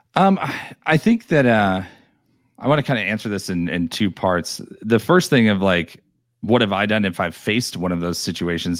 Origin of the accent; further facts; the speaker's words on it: New York, United States; moved away; I'm originally from New York